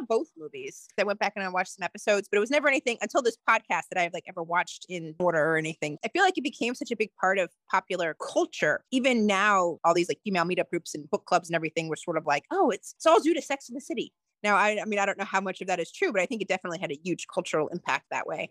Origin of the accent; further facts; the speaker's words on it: Georgia, United States; also born or lived in New York / Tennessee; I'm originally from New York, but I moved to Georgia as a child